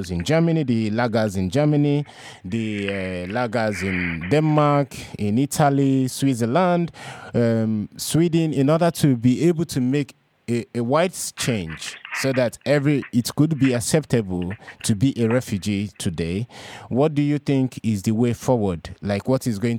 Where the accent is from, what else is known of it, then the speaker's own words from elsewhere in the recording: Nigeria; moved away as an adult; now in Europe; I'm a Nigerian, and throughout my 10 years of being in Europe now